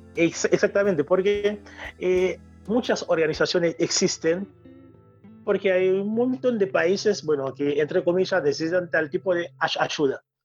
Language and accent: Spanish; Haiti; Spanish is a second language; now in Rosario, Argentina; soy haitiano, por digo siempre eh, haitiano 100%